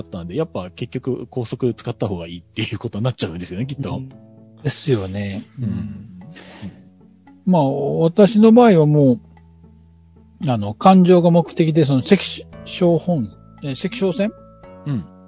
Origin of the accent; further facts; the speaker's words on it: Shikoku, Japan; 四国は、あの、えっ、ー、と、自分の地元というか実家なんですけども